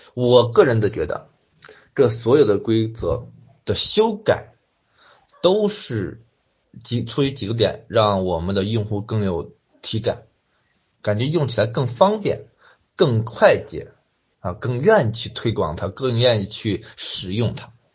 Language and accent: Chinese; China; 作为一个中国人